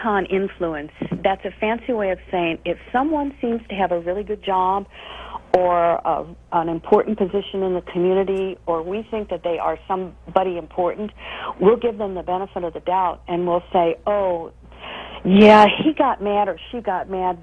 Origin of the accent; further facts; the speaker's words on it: Midwest, United States; I grew up in the Midwest